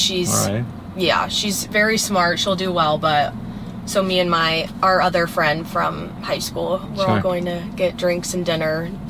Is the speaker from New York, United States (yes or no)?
no; North Carolina, United States; moved away as an adult; now in Naples, United States; I'm from North Carolina originally.